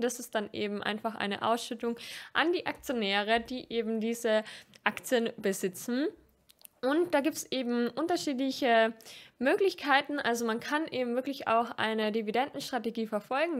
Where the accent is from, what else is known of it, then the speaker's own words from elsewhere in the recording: Austria; als Österreicherin